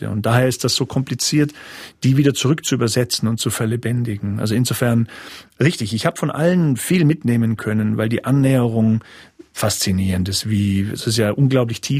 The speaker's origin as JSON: {"language": "German", "town": "Munich", "region": "Bavaria", "country": "Germany", "said": "Jetzt bin ich Münchner und ich habe natürlich in meiner Jugend sehr viel Celebidake mitbekommen."}